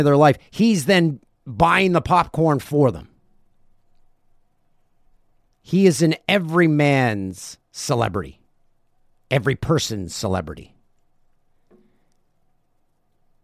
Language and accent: English; Peterborough, Ontario, Canada; the Peterborough Petes, my hometown team